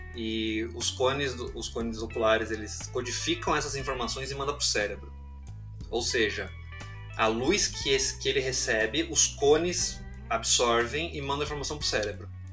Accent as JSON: {"language": "Portuguese", "region": "São Paulo", "country": "Brazil", "tie": "born or raised there", "said": "Eu sou aqui natural de São Paulo, São Paulo capital. Nasci aqui, nasci aqui na Zona Norte, Pirituba"}